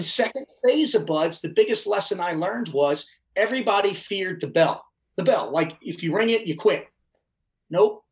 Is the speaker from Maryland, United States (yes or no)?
yes; Baltimore, Maryland, United States; I'm from Baltimore